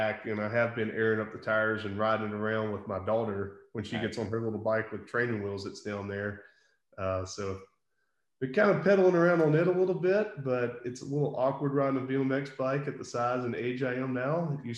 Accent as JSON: {"language": "English", "town": "Ruston", "region": "Louisiana", "country": "United States", "tie": "born or raised there", "said": "And so where I grew up in Ruston, there's actually some really good trails there."}